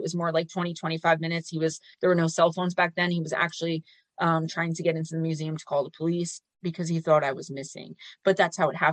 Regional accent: Paterson, New Jersey, United States; my hometown we call Garrett Mountain. It's an old castle of some kind, which is weird because it's in Paterson, New Jersey

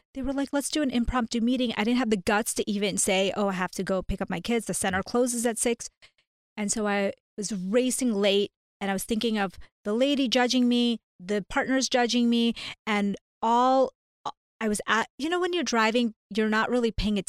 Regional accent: India; now in United States; So, long story short, I am an Indian, a South Asian immigrant to the U.S. And so we started out at this very low place

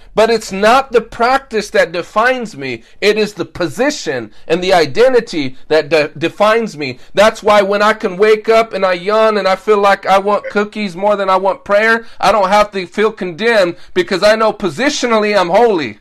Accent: United States; us Americans

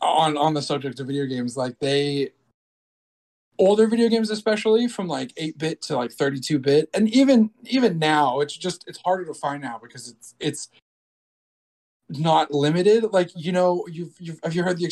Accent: Brazil; I was born in Brazil

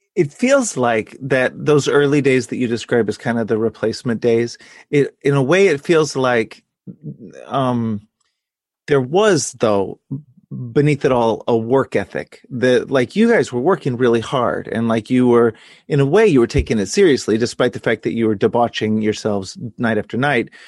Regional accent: Texas, United States; my own experience growing up in Texas

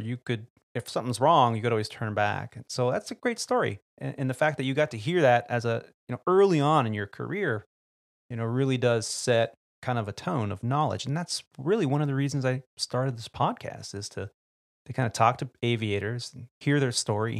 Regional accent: California, United States; being that I grew up in the Bay Area and got to hear stories from aviators that did fly in there.

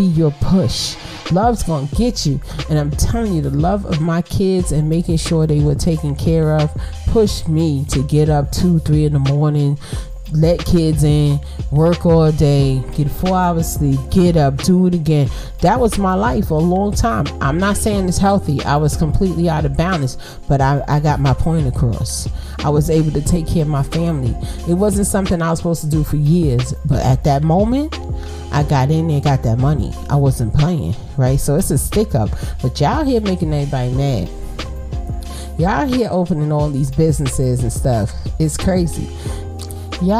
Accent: New York City, New York, United States; I'm from Brooklyn. I'm from the projects

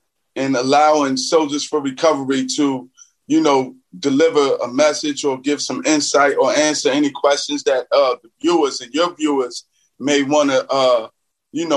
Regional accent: Philadelphia, Pennsylvania, United States; I grew up in West Philly

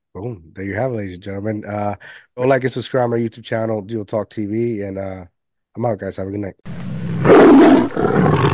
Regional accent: Puerto Rico; now in United States; I was raised majority of my life in Puerto Rico

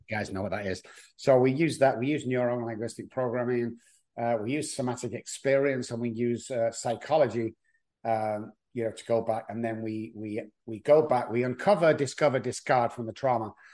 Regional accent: Manchester, North West England, United Kingdom; moved away as an adult; now in Texas, United States; I'm from Manchester, England

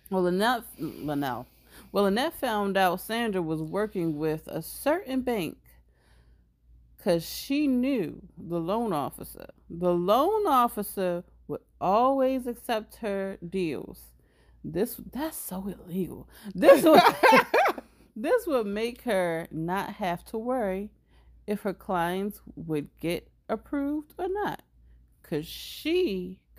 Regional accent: Baltimore, Maryland, United States; accent: Baltimore; my Baltimore accent

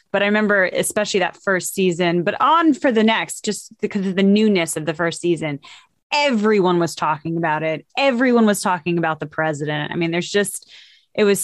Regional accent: New York, United States; I grew up in New York.

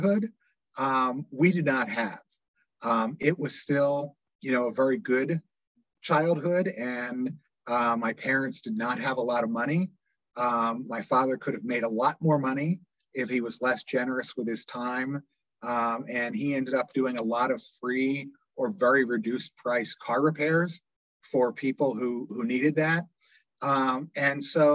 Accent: Doylestown, Pennsylvania, United States; I grew up in Doylestown Borough

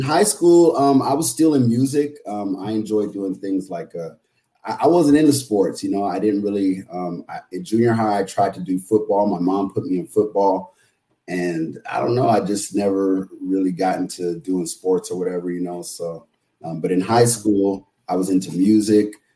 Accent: San Jose, California, United States; also born or lived in San Francisco, California; I grew up in San Jose, California. I was born in San Francisco, but I, I grew up in San Jose, California

